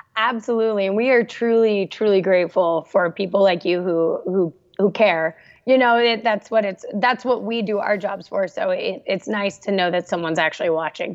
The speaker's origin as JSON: {"language": "English", "town": "Santa Barbara", "region": "California", "country": "United States", "tie": "born or raised there", "said": "I grew up in Santa Barbara, California"}